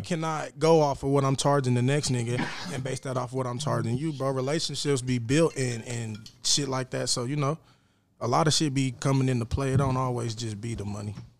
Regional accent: Lawton, Oklahoma, United States; I'm from Lawton, bro. I'm putting on for Lawton

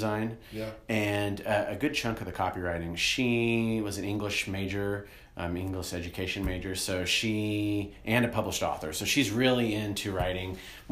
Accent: Kansas City, United States; also born or lived in St. Joseph, Missouri; I am from Kansas City, born and raised, been here my whole life, except for a short stint up in St. Joe

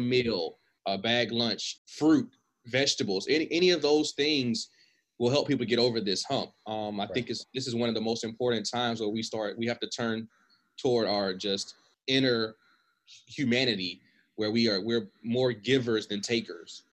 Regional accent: United States; as American

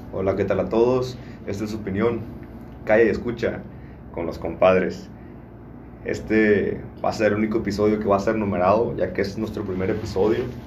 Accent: Michoacán, Mexico; Yo soy orgullosamente michoacano, soy del estado de Michoacán

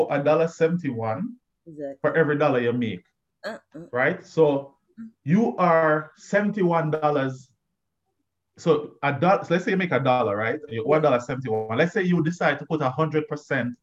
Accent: Jamaica; moved away; I come from Jamaica.

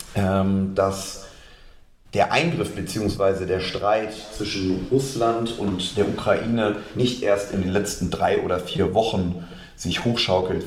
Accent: Hamburg, Germany; Geboren in Hamburg, aufgewachsen, dann vor den Toren Hamburgs

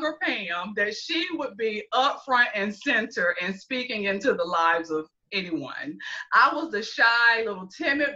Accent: Greenville, South Carolina, United States; born or raised there; moved away as an adult; now in Columbia, United States

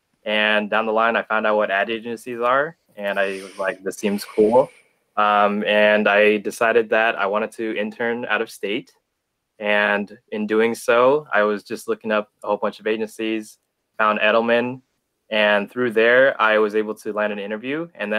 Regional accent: Long Beach, California, United States; I was born and raised in Long Beach.

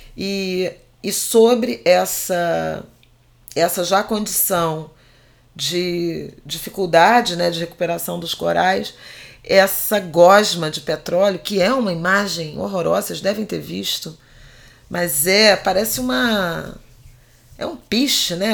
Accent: Brazil; Nós somos brasileiros, brasileiras

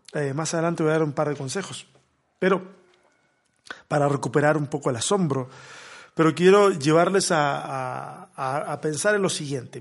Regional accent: Chile; soy chileno

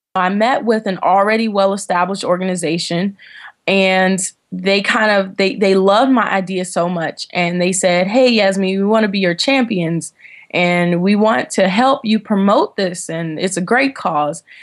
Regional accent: Washington, District of Columbia, United States; moved away as an adult; also born or lived in North Carolina; I was born and raised in Washington, D C

